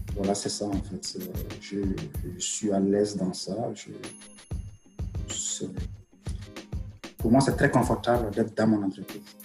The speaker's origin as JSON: {"language": "French", "country": "Mali", "tie": "born or raised there", "also_born_or_lived": "Algeria / Strasbourg, France / Mulhouse, France", "moved": "as an adult", "lives_now": "Quebec, Canada", "said": "je suis né au Mali, j'ai grandi au Mali"}